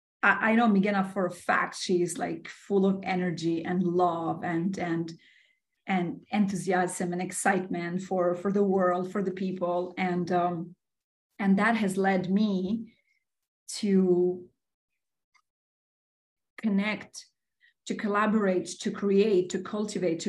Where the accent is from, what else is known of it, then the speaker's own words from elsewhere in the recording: Albania; also born or lived in Bronx, New York City; now in New York City, United States; I was born and raised in Albania, in the beautiful Mediterranean.